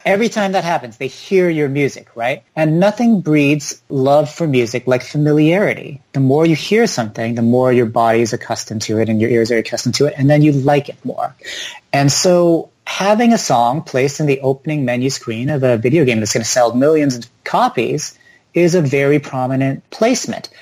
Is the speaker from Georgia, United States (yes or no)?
no; Palo Alto, California, United States; I grew up in Palo Alto, California, which is very tech and science dominated